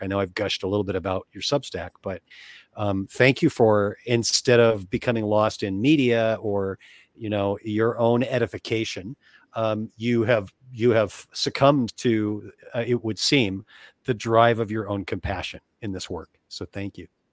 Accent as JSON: {"language": "English", "country": "United States", "tie": "born or raised there", "said": "as American kids, grew up immersed in the techniques"}